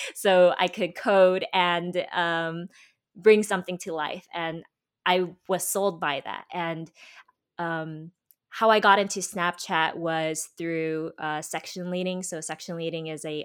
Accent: United States; also born or lived in Korea; I was born in Korea and I was actually raised by my grandparents who moved to America

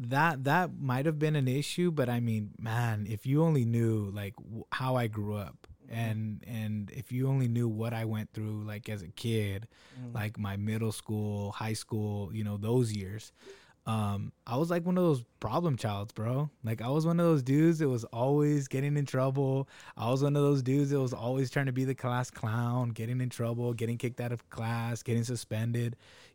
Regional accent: Salinas, California, United States; I was that kid growing up in Salinas.

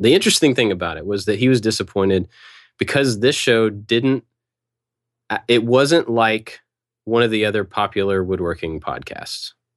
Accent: Kentucky, United States; I grew up in Kentucky, in that area

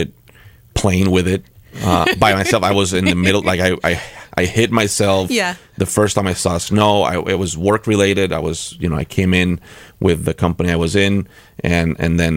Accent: San Juan, Puerto Rico; now in Pittsfield, United States; My hometown, San Juan, Puerto Rico

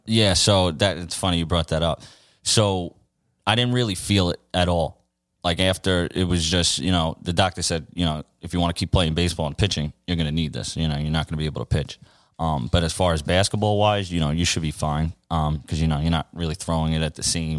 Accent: New York City, New York, United States; I grew up right here in, uh, Glendale, Queens, my whole life.

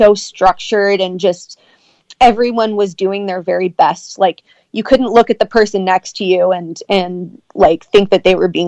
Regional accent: Sacramento, California, United States; now in Canada; I'm from Sacramento, California

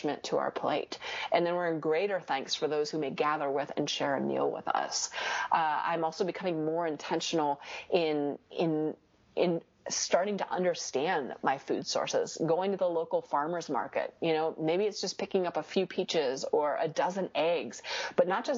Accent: United States; I'm an American

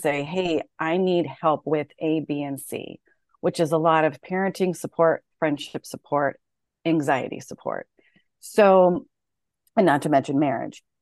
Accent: San Jose, California, United States; moved away as an adult; also born or lived in Denver; I grew up in San Jose, California

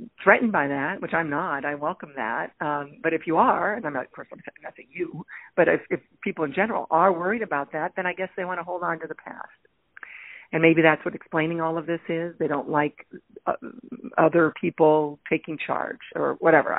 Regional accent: Toledo, Ohio, United States; moved away; I grew up in Toledo. We're the North

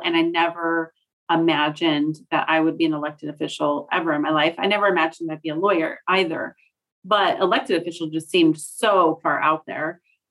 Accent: Bremerton, Washington, United States; also born or lived in California; So I moved to Bremerton when I was nine, but I went between my mother and father throughout my childhood. And you know, my father lived in California. My mom lived in Washington.

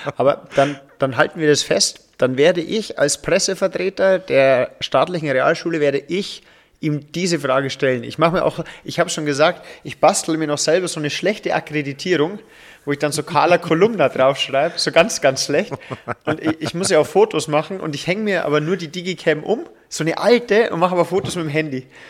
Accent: Upper Palatinate, Bavaria, Germany; hier als Oberpfälzer

